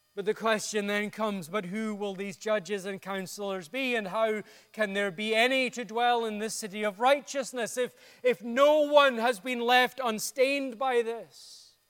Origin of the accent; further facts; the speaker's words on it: Dundee, Scotland, United Kingdom; My hometown of Dundee in Scotland